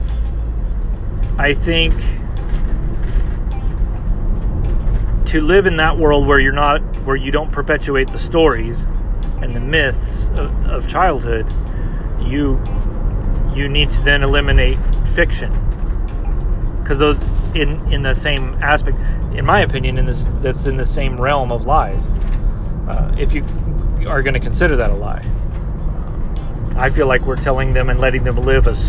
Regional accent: United States; as an American culture

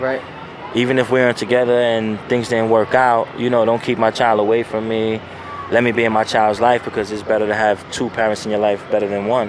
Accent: New York City, New York, United States; growing up in Tompkins was kind of crazy. It's in a, it's a, it's a, it's a project complex

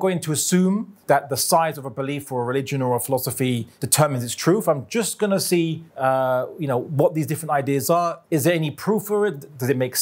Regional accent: London, United Kingdom; I was born in London, raised in London, UK.

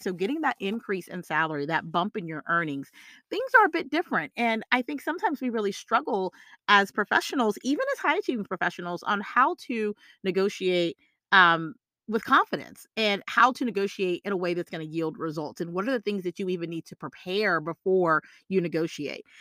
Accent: the South, United States; I'm from the South

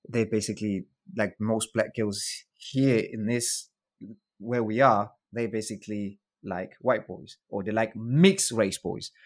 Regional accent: South Africa; moved away; I grew up in South Africa with my grandma

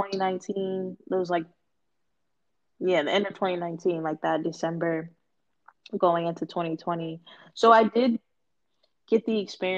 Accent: Boston, Massachusetts, United States; also born or lived in North Carolina; born and raised in Boston

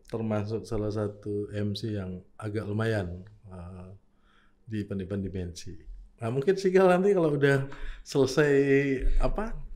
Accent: Makassar, South Sulawesi, Indonesia; Tapi saya sendiri kalau tanyain orang Makassar karena saya lahir besar

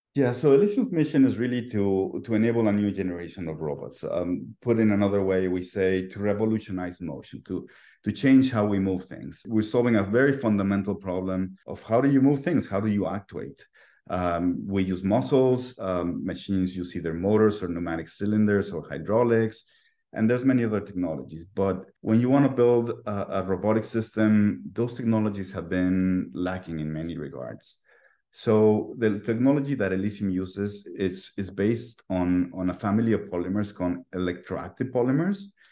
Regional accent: Mexico City, Mexico; I was born and raised in Mexico City

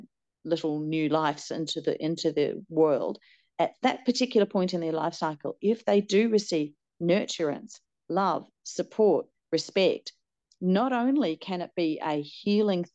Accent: New Zealand; moved away as an adult; also born or lived in Hong Kong / China; now in Australia; I was born here in Australia. Then I went to New Zealand when I was 4 with my parents, grew up there, did my nurse's training there.

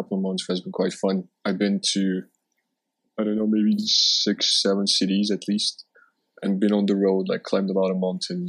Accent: Istanbul, Turkey; also born or lived in France / Moscow, Russia; I'm 27. I just turned 27 a couple of days ago, so I'm getting old. And I was born and raised in Istanbul. I traveled for 3 years, lived in France for a while, lived in Moscow for a bit. Traveled 9 months in Asia

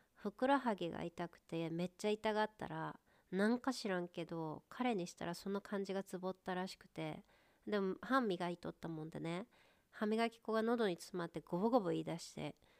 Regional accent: home town of the Ibigawa Marathon, Gifu, Japan; 初めて地元のマラソン大会出たんよねでうちの地元のマラソン大会ってエビガンマラソンっていうんやけど

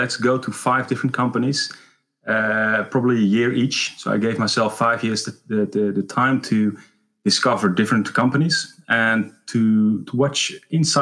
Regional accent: Netherlands; I was born in Horen, a small place in the Netherlands.

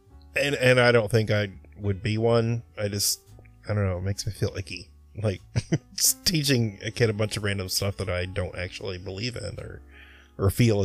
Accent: Monrovia, California, United States; growing up in Monrovia, we had very few non-Christian people

